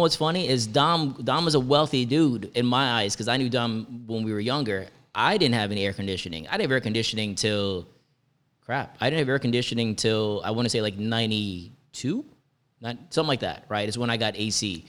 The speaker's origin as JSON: {"language": "English", "country": "Jamaica", "tie": "born or raised there", "also_born_or_lived": "Edison, New Jersey", "moved": "yes", "said": "as a Jamaican"}